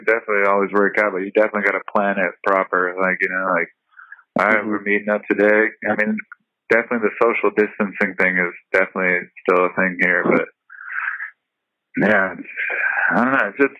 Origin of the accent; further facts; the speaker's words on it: Helsinki, Uusimaa, Finland; now in San Diego, United States; No, I still live in San Diego, but I'm originally from Helsinki, and I come here quite often, usually the summertime